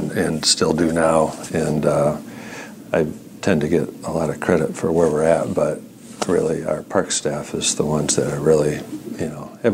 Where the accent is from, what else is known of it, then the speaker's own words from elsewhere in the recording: Spring Lake, Michigan, United States; also born or lived in Saginaw County, Michigan; now in Grand Haven, United States; I grew up in Spring Lake and went to Spring Lake High School